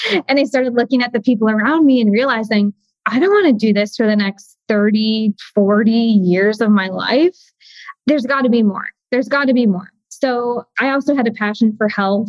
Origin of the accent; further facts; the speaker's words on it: Midwest, United States; I grew up in the Midwest